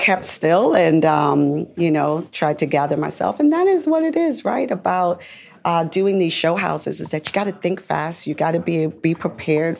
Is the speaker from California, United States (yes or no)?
no; New York, United States; As a New Yorker